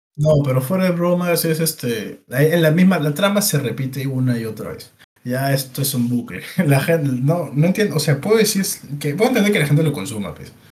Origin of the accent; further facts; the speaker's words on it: Peru; Somos peruanos